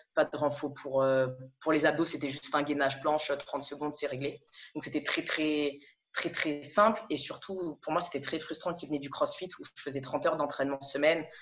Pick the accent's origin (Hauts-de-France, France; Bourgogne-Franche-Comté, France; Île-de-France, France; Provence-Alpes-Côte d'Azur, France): Île-de-France, France; Paris region; moved away as an adult; also born or lived in Lille / Montreal / Toulouse / Montpellier; now in Amsterdam, Netherlands; Je suis née, euh, alors en région parisienne. J'ai vécu jusqu'à mes dix-sept, dix-huit ans